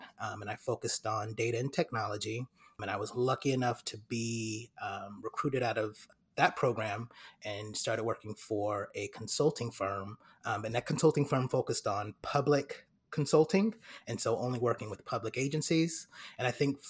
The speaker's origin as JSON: {"language": "English", "town": "Fairfield", "region": "California", "country": "United States", "tie": "born or raised there", "moved": "as an adult", "lives_now": "Atlanta, United States", "said": "I'm originally from Fairfield, California, born and raised, and I'm actually in Atlanta, Georgia now"}